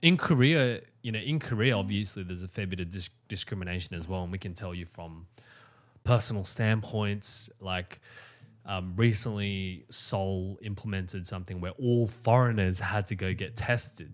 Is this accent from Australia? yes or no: yes; Australia; I was born in Australia